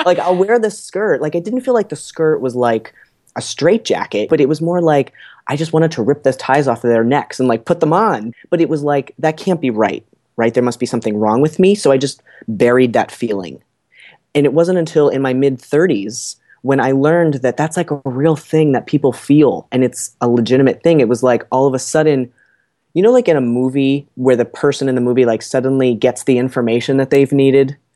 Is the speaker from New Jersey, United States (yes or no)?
yes; New Jersey, United States; moved away as an adult; also born or lived in Boston; I'm from New Jersey